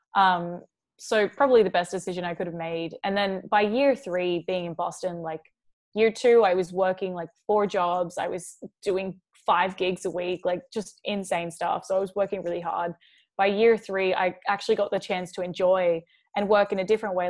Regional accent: Mooloolah, Queensland, Australia; also born or lived in Chicago; now in Los Angeles, United States; I was born in Chicago. I moved when I was two. My family moved to a really small town in Australia. It's called Mooloolah.

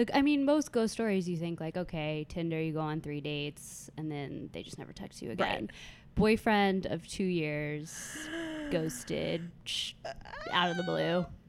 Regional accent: California, United States; moved away as an adult; now in New York, United States; I am originally from California.

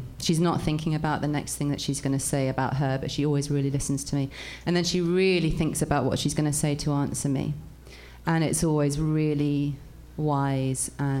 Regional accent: England, United Kingdom; I'm English

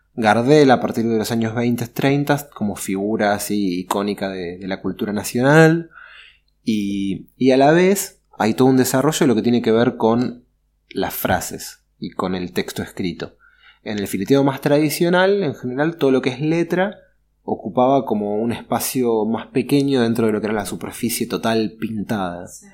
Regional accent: Buenos Aires, Argentina; soy porteño de Buenos Aires, nací en el año 82

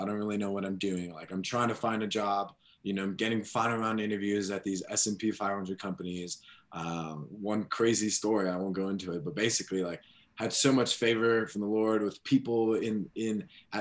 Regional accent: Chicago, Illinois, United States; moved away as an adult; now in Denver, United States; I grew up in Chicago

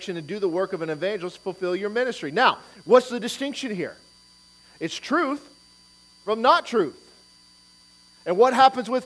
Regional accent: Detroit, Michigan, United States; moved away; I'm from Detroit

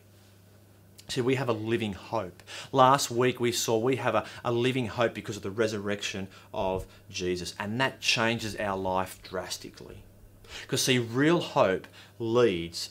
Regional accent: Australia; I'm an Aussie

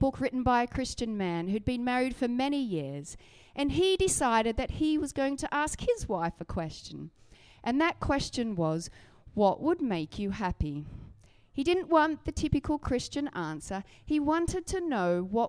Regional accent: Australia; now in Surrey, United Kingdom; I grew up riding in Australia

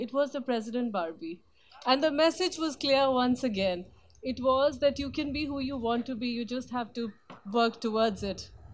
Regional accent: India; moved away; opportunities that were not common for women growing up in India at that time

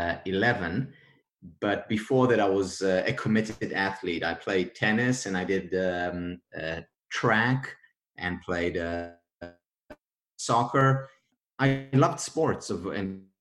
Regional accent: Israel; I'm from Israel.

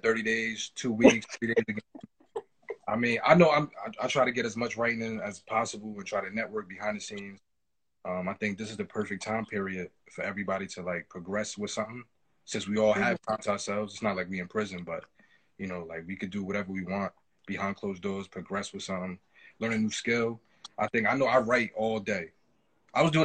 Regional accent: Newark, New Jersey, United States; I'm definitely from Newark, New Jersey

